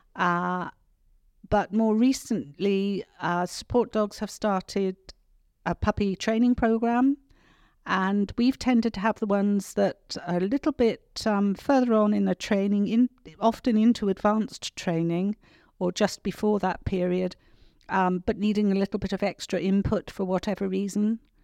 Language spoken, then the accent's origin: English; Cornwall, South West England, United Kingdom; moved away; also born or lived in New Zealand; the village in which I grew up